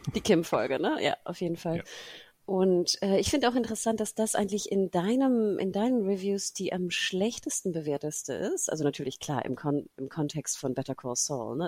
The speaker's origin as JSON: {"language": "German", "country": "Germany", "said": "wir als Deutsche"}